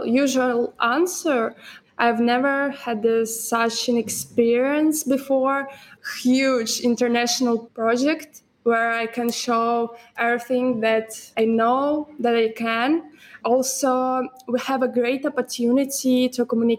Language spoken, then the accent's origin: English; Moscow, Russia; I'm from Russia, Moscow